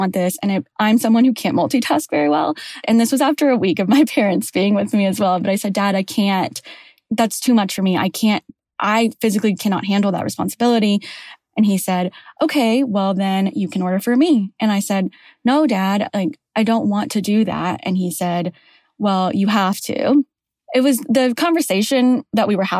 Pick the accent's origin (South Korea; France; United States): United States; Houston, Texas; English is a second language; moved away as an adult; now in Atlanta, United States; I'm from Houston, Texas, currently living in Atlanta, Georgia.